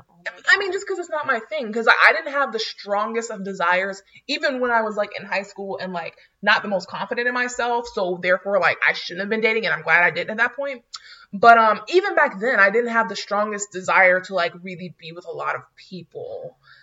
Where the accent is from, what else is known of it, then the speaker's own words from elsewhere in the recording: North Florida, United States; I'm from NoFlo.